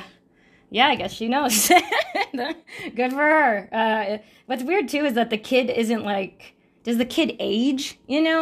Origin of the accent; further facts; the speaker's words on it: Sacramento, California, United States; I grew up in California and, uh, in Sacramento